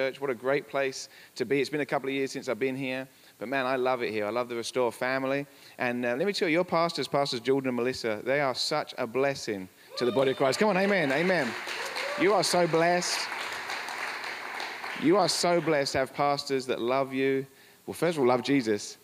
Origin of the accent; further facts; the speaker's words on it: England, United Kingdom; moved away as an adult; now in Colorado, United States; We're from England